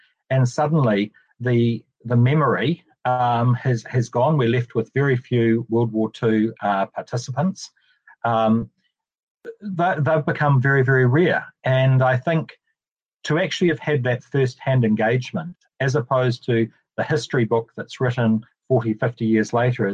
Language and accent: English; Ashburton, Canterbury, New Zealand; as a young kid growing up in Ashburton.